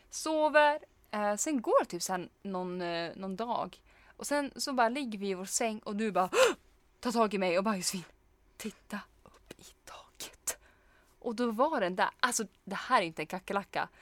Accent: Norrland, Sweden; vi är norrlänningar, vi kan inte hantera insekter

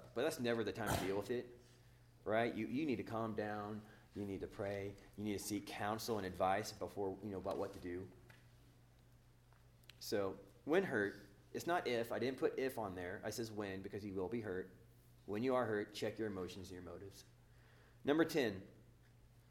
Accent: Oklahoma, United States; now in Northern California, United States; I'm from Oklahoma

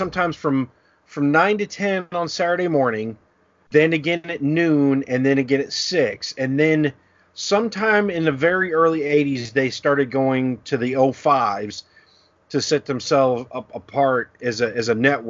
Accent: Winston-Salem, North Carolina, United States; growing up in Winston-Salem, North Carolina

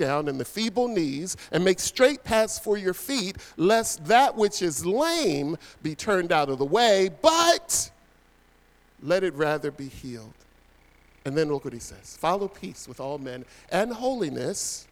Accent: Philadelphia, Pennsylvania, United States; moved away as an adult; now in New Jersey, United States; When Pam and I moved over to New Jersey, we're originally from Philadelphia, two parts of Philadelphia

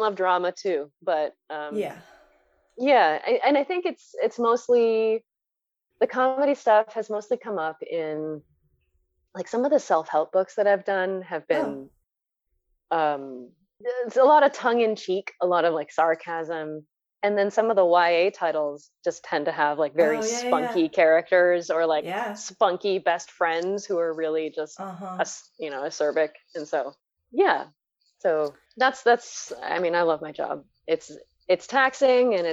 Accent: San Gabriel Valley, California, United States; moved away as an adult; also born or lived in Rhode Island / New York / Hawaii; growing up in the San Gabriel Valley

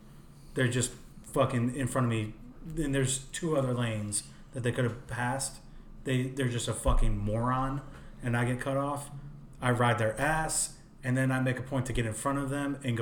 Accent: New York, United States; moved away; Growing up in New York

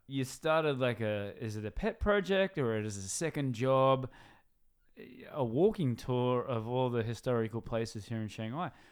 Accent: Newcastle, New South Wales, Australia; I'm from Newcastle

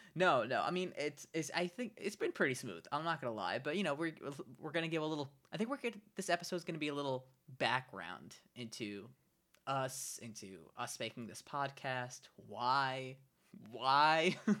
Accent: New York City, New York, United States; also born or lived in Brooklyn, New York; I grew up in Staten Island, New York, and I uh, lived there basically my whole life until a couple years ago, where I moved into an apartment with my girlfriend in Brooklyn

